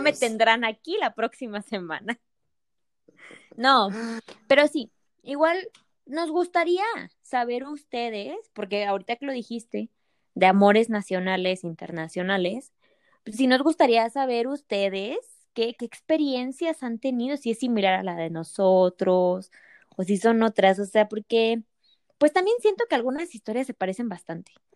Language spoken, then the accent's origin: Spanish; Mexico; México te extraño y en un día quiero regresar